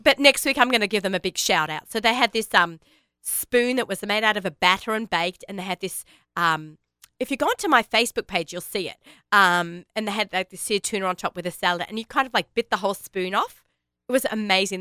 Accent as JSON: {"language": "English", "country": "Australia", "moved": "yes", "lives_now": "United States", "said": "I am Australian"}